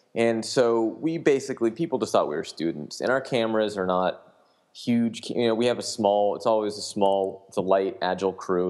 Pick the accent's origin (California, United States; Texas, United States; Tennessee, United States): California, United States; Sacramento; also born or lived in Washington, D.C.; I worked for a legislator in my hometown in Sacramento, uh, the Capitol here.